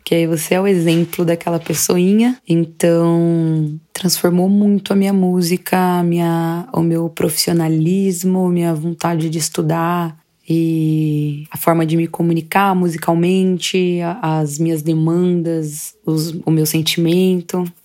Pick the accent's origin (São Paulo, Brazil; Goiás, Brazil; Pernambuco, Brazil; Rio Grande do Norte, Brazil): São Paulo, Brazil; interior of; now in São Paulo, Brazil; moro em São Paulo mesmo, capital, nasci no interior de São Paulo.